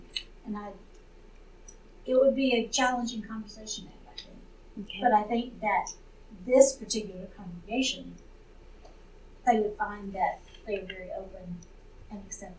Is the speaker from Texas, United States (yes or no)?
yes; Texas, United States; now in Colorado Springs, United States; growing up in Texas